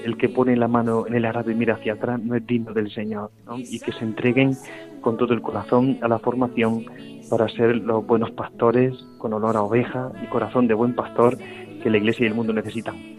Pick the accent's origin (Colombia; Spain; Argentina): Spain; La Rambla, Andalusia; soy de un, de un pueblo de Córdoba que se llama La Rambla, un pueblo de unos 7.000 habitantes